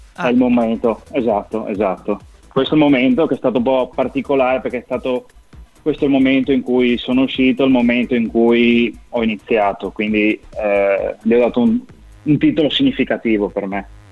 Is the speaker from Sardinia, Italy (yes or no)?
no; Udine, Friuli-Venezia Giulia, Italy; accent: Friulian; now in San Giorgio della Richinvelda, Italy; sono originario di Udine, nato a Udine